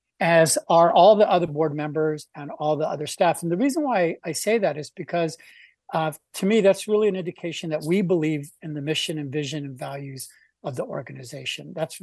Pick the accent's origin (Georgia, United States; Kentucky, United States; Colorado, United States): Colorado, United States; also born or lived in Wyoming; now in Whatcom County, United States; I've been in Whatcom County now for 12 years. Mostly, I'm from the Mountain States, Colorado and Wyoming, most recently.